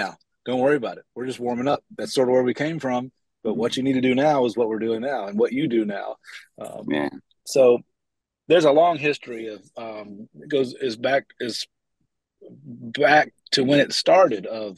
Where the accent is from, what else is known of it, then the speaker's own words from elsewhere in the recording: North Carolina, United States; also born or lived in Boone, North Carolina; growing up in North Carolina and particularly in the mountains here